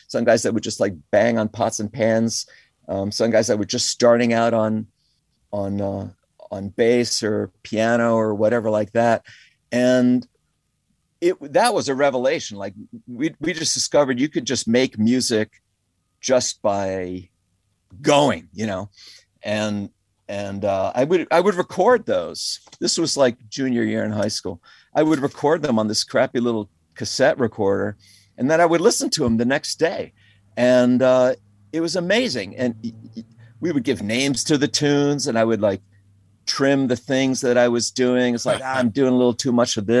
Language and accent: English; Connecticut, United States; moved away as an adult; also born or lived in Bronx, New York City / New York City / Woodstock; I was born in the Bronx, and I lived there for I went to public school there my kindergarten year and my first grade. And then we moved to Connecticut, where I grew up in Connecticut.